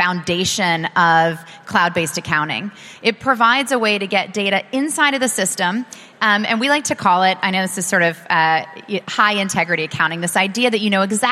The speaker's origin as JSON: {"language": "English", "country": "United States", "said": "as an American"}